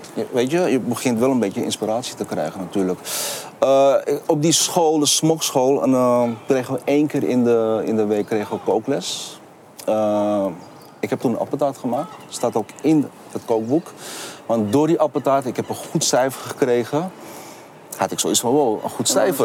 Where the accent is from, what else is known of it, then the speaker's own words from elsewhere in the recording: Amsterdam, North Holland, Netherlands; now in Rotterdam, Netherlands; Kleine Londen eh, was gewoon eh, lekker in de Zuidoosten lekker aan het spelen. En met heel veel vrienden. was echt een super mooie tijd in Zuidoost gehad